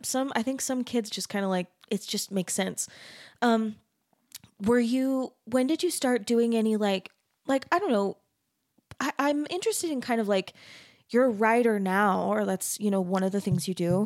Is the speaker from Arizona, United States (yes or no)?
yes; Arizona, United States; I'm from Arizona